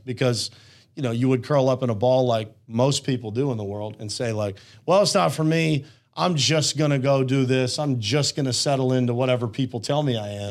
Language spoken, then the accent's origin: English; Uniontown, Pennsylvania, United States; born and raised in Uniontown, Pennsylvania